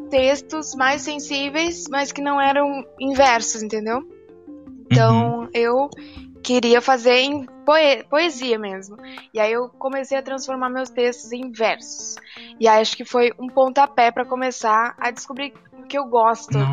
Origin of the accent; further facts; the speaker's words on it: Palmas, Tocantins, Brazil; also born or lived in Rio Grande do Sul; eu nasci no Rio Grande do Sul, mas moro em Palmas a maior parte da minha vida